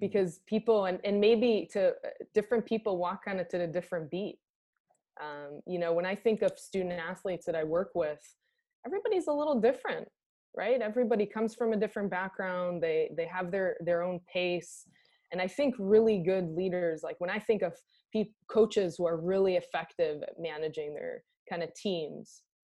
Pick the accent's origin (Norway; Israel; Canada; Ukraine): Israel; moved away as an adult; now in United States; I'm from Israel. I was born and raised in Israel.